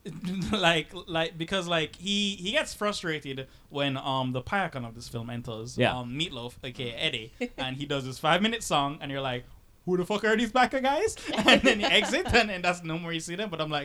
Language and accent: English; Jamaica; Speaking as a Jamaican